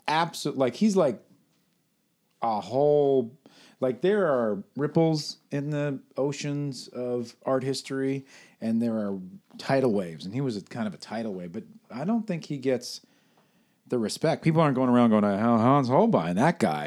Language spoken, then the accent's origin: English; New York City, New York, United States; moved away as an adult; now in California, United States; I grew up in New York until I was twenty, twenty-one